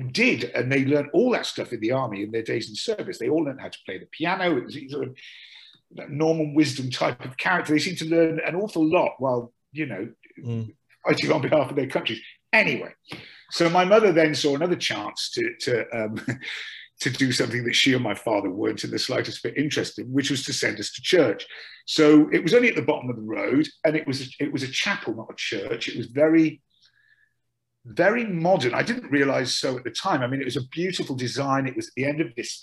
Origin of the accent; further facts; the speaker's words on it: Dinas Powys, Wales, United Kingdom; accent: Welsh; moved away as an adult; also born or lived in London; I'm from South Wales, a little village called Dinas Powys.